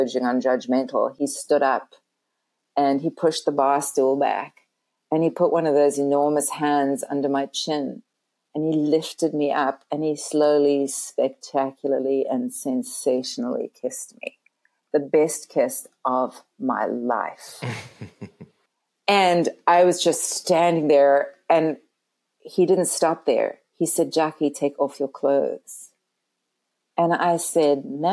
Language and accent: English; Canada; moved away as an adult; also born or lived in California; I'm Canadian and I had to go back to Canada